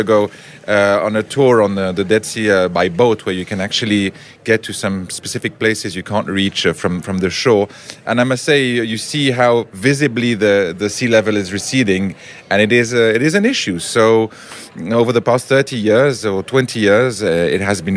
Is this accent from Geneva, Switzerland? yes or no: yes; Geneva, Switzerland; moved away as an adult; now in Herzliya, Israel; we're originally from Geneva, Switzerland